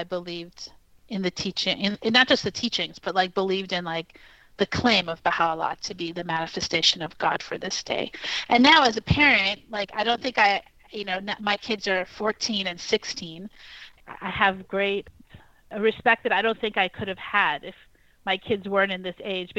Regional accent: New York City, New York, United States; I actually was growing up in New York City

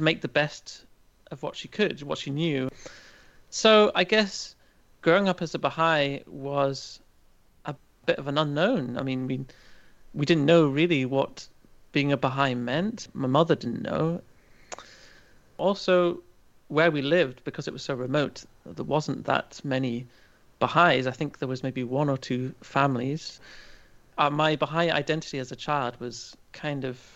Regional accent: Aberdeenshire, Scotland, United Kingdom; moved away as an adult; also born or lived in Chester, England / Liverpool; now in Germany; grew up in a very rural part of an area of Scotland called Aberdeenshire.

